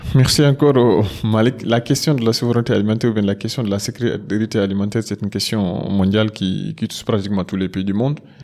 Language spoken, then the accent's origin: French; Matam, Senegal; je suis de Fourdou, dans la, commune de Oudalaï, notamment dans le département de Ranil, c'est un peu dans la région de Matam